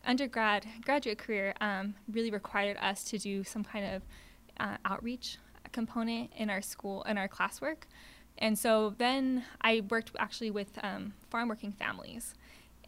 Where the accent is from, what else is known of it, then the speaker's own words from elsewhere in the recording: Santa Fe, New Mexico, United States; moved away; also born or lived in Arizona; I grew up in Santa Fe, New Mexico